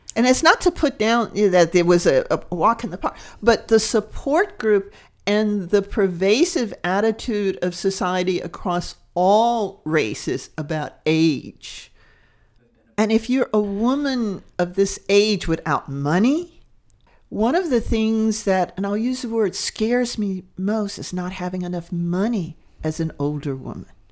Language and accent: English; Deep South, United States; daughter of the Deep South. And it's, it's an interesting dynamic because that area shape me